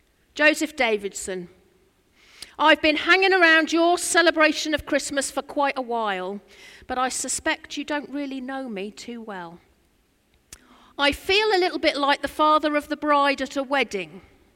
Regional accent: Norfolk, East of England, United Kingdom; I'm from Norfolk

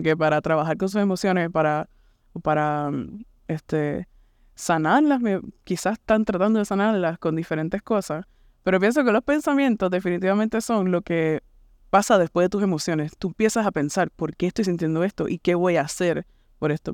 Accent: Puerto Rico; moved away as an adult; also born or lived in Kansas City; now in United States; vengo de este, Puerto Rico, nací y me crié en Puerto Rico.

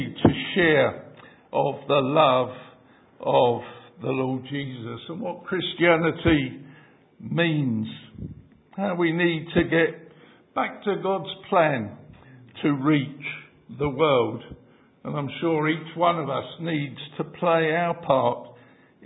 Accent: London, United Kingdom; I grew up in the East End and I spent many years in Aldgate, and the church was in Mile End

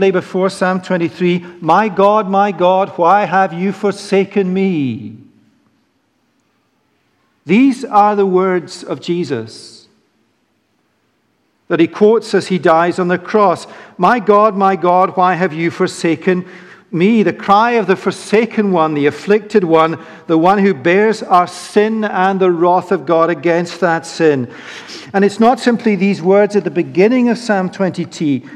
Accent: Edinburgh, Scotland, United Kingdom; grew up in Holyrood Abbey in Edinburgh singing this psalm

